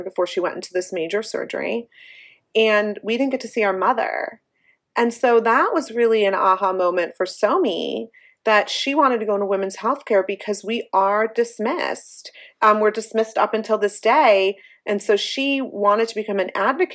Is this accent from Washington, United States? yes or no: no; Cleveland, Ohio, United States; We grew up in Cleveland, Ohio